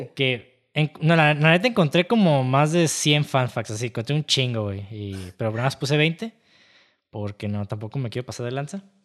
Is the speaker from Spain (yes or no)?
no; Mexico; incluso como mexicanos